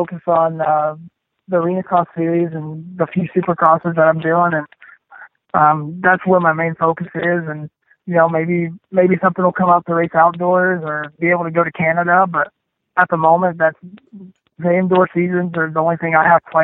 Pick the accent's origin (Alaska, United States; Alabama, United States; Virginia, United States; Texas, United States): Texas, United States; growing up in Texas, we got a lot of black dirt